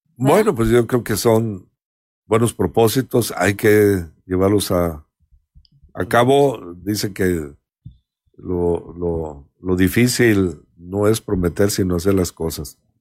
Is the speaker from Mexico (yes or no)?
yes; Mexico; Somos muchos mexicanos